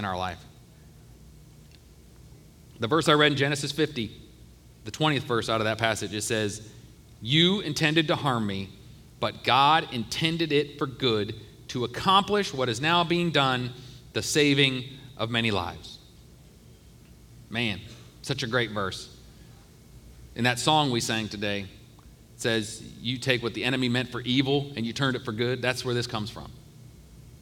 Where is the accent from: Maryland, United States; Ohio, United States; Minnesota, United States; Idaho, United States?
Ohio, United States; I grew up in Ohio